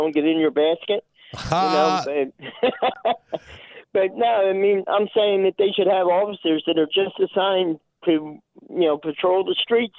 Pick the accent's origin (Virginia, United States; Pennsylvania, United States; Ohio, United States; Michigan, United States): Pennsylvania, United States; Philadelphia; I'm from Philadelphia, Pennsylvania